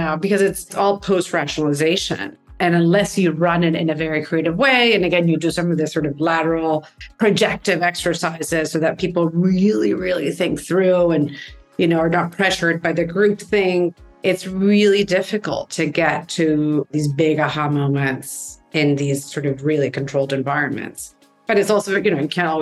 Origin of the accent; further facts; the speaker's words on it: Venezuela; moved away; I'm from Venezuela, and I went to college there